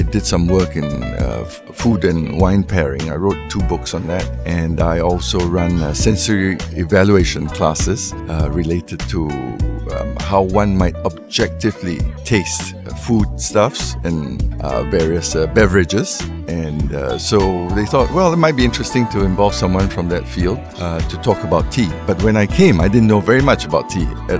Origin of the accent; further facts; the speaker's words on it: Singapore; We are very fortunate in Singapore that it's the melting pot. We like to say that we're the melting pot.